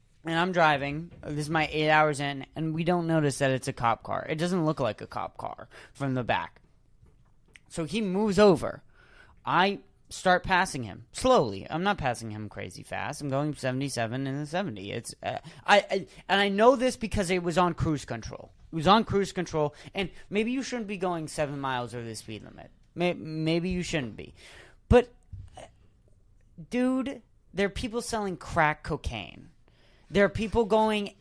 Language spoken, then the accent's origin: English; Massachusetts, United States; we were from Massachusetts